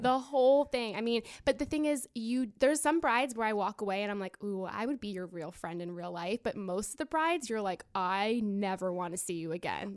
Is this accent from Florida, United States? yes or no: yes; Florida, United States; I'm from Florida